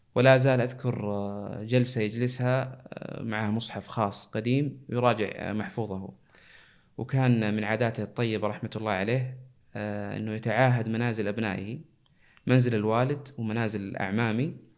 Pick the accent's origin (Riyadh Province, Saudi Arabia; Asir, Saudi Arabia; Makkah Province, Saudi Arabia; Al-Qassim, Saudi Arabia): Makkah Province, Saudi Arabia; Jeddah; moved away as an adult; now in Eastern Province, Saudi Arabia; نشأت في مدينة جدة ودرست فيها مراحل التعليم العام